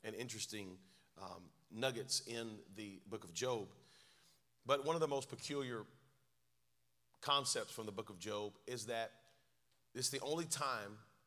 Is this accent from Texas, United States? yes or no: no; North Carolina, United States; a little bit of vernacular from my home state, North Carolina